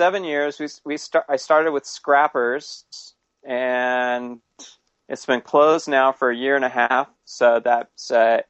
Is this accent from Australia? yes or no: no; California, United States; also born or lived in Santa Ana; now in Portland, United States; No, I was born in Southern California and raised in Northern California.